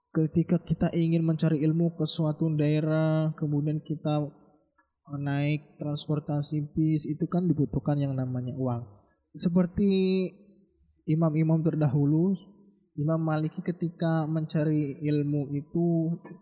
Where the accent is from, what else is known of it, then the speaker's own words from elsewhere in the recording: Java, Indonesia; kita orang Jawa